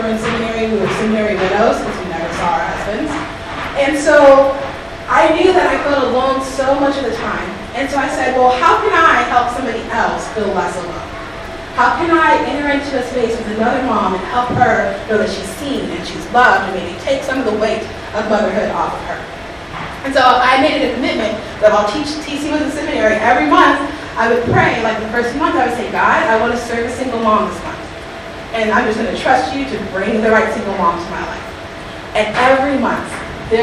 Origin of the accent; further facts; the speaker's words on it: the South, United States; I'm from the South